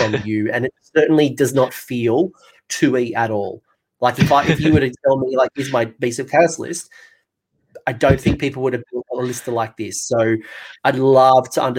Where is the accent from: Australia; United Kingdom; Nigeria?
Australia; accent: Australian; my Australian accent